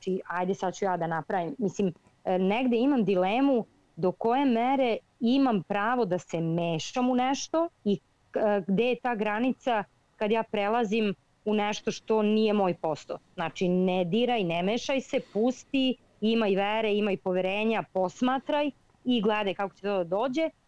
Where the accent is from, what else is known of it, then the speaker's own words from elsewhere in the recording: Serbia; Ja sam iz Srbije